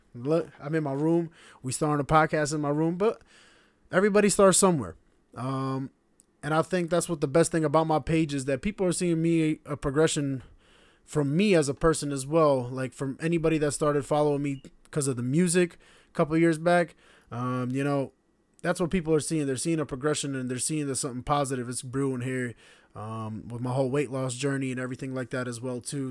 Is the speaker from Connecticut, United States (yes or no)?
yes; Stamford, Connecticut, United States; also born or lived in Slovenia / Kosovo (parents) / Northern Albania (ancestry); I'm from Connecticut